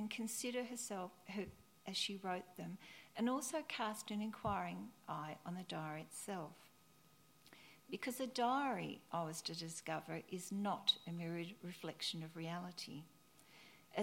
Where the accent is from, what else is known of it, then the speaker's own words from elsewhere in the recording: near the Yarra Ranges in Victoria, Australia; my hometown near the Yuyang Ranges in Victoria